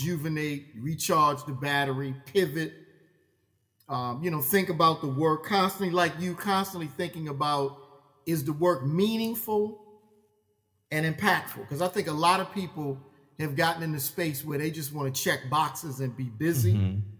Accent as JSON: {"language": "English", "town": "Baltimore", "region": "Maryland", "country": "United States", "tie": "born or raised there", "said": "I grew up in West Baltimore"}